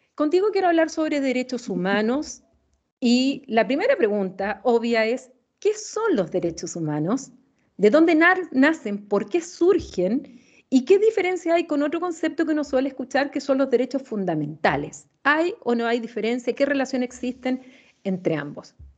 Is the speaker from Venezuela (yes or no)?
no; Chile; como chilena